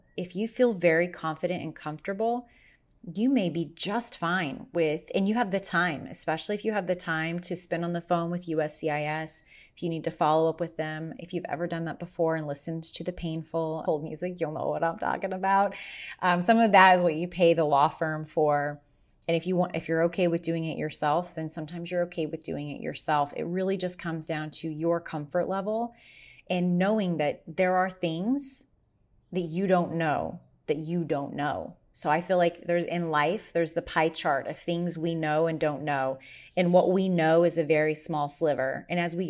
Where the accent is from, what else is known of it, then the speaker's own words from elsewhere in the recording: Las Vegas, Nevada, United States; because I'm from Vegas, where I went to law school, people are always asking me for connections in Vegas.